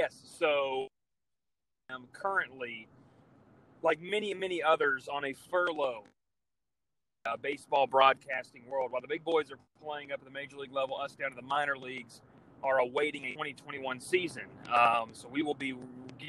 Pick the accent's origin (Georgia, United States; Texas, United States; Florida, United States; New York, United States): Georgia, United States; Columbus; growing up in Columbus, Georgia, if people are not familiar with that location, it's right on the Alabama-Georgia line.